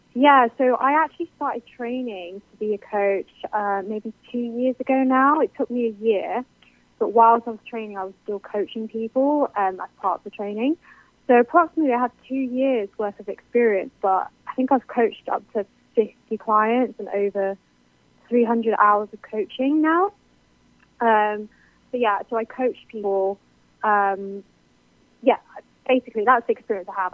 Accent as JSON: {"language": "English", "country": "United Kingdom", "said": "I'm clearly British."}